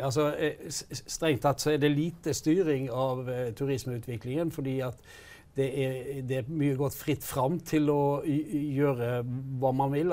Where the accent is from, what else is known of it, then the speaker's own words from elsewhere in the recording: Hardanger, Vestland, Norway; jeg kommer sjøl fra Hardanger